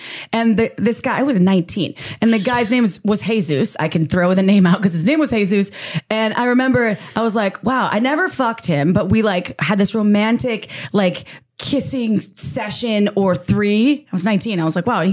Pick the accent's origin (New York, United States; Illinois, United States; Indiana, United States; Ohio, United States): Illinois, United States; Woodstock; I was born at 10:26 AM in Woodstock, Illinois. I'm from the Midwest.